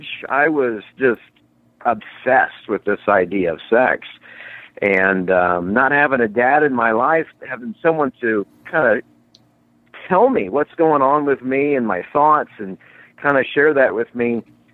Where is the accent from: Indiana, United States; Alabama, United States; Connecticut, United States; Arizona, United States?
Indiana, United States; I grew up in Indiana